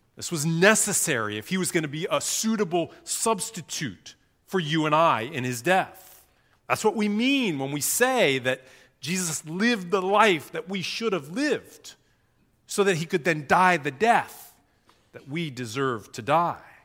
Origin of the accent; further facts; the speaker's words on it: United States; moved away as an adult; now in Singapore; I grew up in the United States